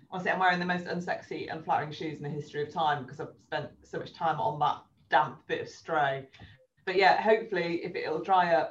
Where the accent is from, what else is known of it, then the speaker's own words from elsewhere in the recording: England, United Kingdom; we're English